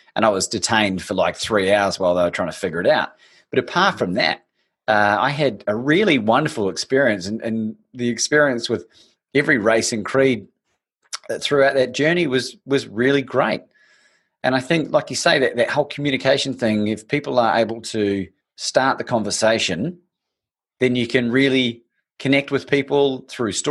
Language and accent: English; New Zealand; growing up in New Zealand